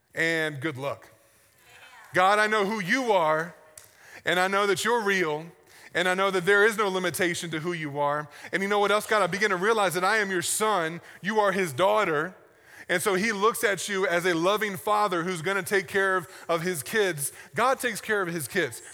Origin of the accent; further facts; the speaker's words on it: the South, United States; I grew up in the South, and we have sayings that don't mean anything, but we say 'em all the time